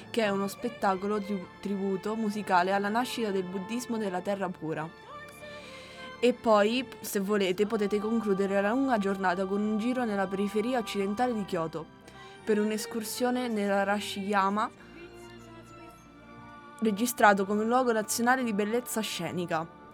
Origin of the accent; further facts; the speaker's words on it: Romania; now in Italy; io essendo rumeno